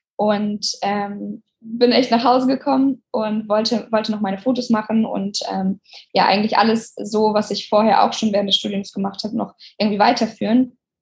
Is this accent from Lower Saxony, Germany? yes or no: yes; Oldenburg, Lower Saxony, Germany; moved away as an adult; now in Hamburg, Germany; Ich komme ja aus Oldenburg eigentlich